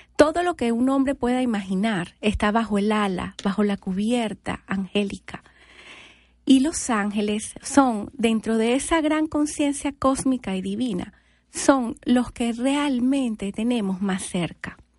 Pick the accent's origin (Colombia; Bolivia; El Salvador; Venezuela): Venezuela; moved away as an adult; now in United States; soy venezolana